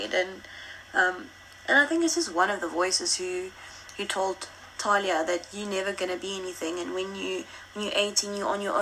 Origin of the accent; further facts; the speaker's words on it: Richards Bay, KwaZulu-Natal, South Africa; first language Afrikaans; English is a second language; now in Johannesburg, South Africa; I grew up in Shishiri or Sedwana, or that I was born in Richards Bay